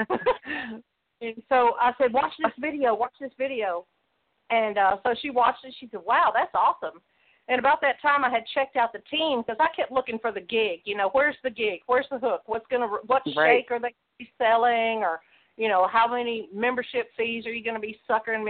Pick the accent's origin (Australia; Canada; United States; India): United States; close to Memphis, Mid-South; I grew up in the Mid-South close to Memphis